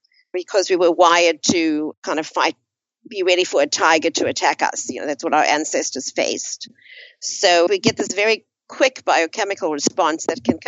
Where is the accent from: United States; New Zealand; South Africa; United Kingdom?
South Africa; moved away as an adult; I grew up in South Africa towards the last 20 years of apartheid.